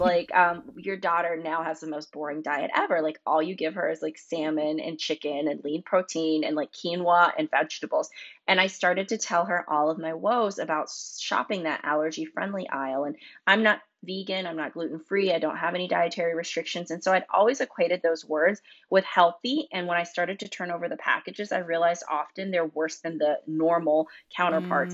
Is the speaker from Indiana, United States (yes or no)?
no; North Carolina, United States; I grew up in North Carolina